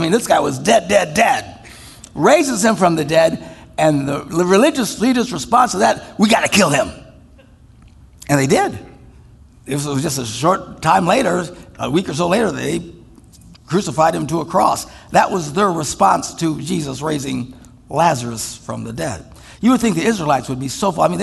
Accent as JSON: {"language": "English", "region": "Wisconsin", "country": "United States", "said": "we're from Wisconsin"}